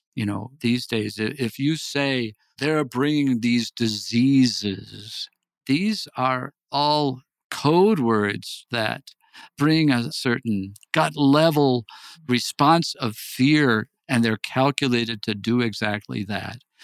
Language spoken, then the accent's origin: English; Wisconsin, United States; moved away as an adult; now in El Paso, United States; I grew up in Wisconsin